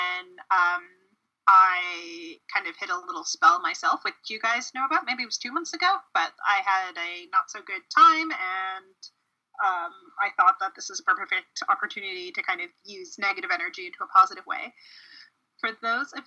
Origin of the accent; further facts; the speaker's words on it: Canada; I'm Canadian